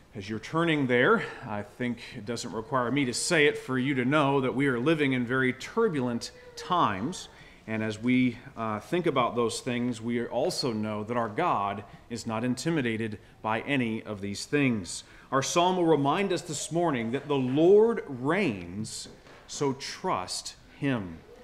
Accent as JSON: {"language": "English", "region": "Florida", "country": "United States", "tie": "born or raised there", "moved": "as an adult", "lives_now": "Michigan, United States", "said": "I was born in Florida. I grew up uh, surfing"}